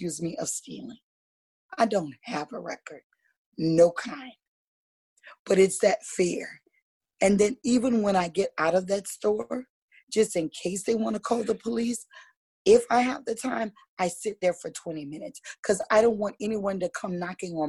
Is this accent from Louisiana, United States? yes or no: yes; Louisiana, United States; now in West Virginia, United States; I grew up in the South. I'm from Louisiana.